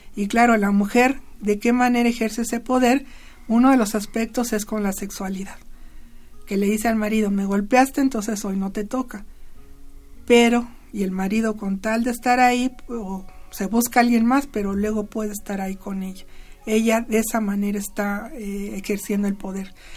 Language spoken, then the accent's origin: Spanish; Mexico